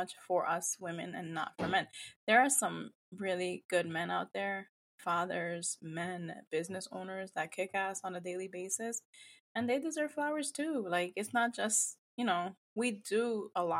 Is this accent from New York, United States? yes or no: yes; New York, United States; now in New Jersey, United States; I come from Dominican family heritage. Born and raised, not raised in New York, but like a lot of my history is in New York, but I've been in Jersey for years